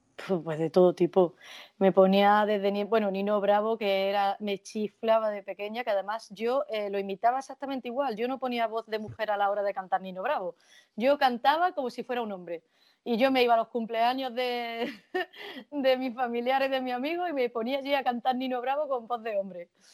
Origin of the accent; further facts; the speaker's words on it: Jaén, Andalusia, Spain; moved away as an adult; also born or lived in Guadalajara / Alcalá de Henares; now in Madrid, Spain; la tierra en la que he nacido y la que he crecido hasta, hasta que me tuve que ir por trabajo